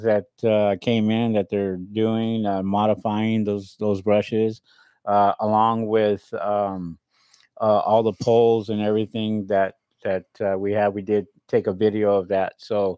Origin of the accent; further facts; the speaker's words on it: Central Coast, California, United States; moved away; I grew up in on the Central Coast there